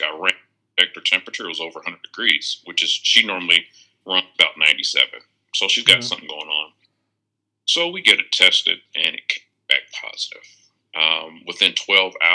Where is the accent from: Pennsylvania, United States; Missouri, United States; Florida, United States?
Florida, United States; Tallahassee; moved away as an adult; now in Tampa, United States; From the northern part, Tallahassee, migrated down to Tampa, been in the Tampa Bay area for, oh my gosh, probably about 15 years now